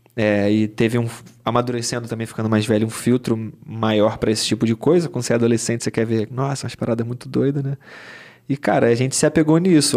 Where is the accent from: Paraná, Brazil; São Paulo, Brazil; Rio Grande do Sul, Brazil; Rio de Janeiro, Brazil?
Rio de Janeiro, Brazil; also born or lived in Arraial da Ajuda, Bahia; eu cresci na Zona Sul aqui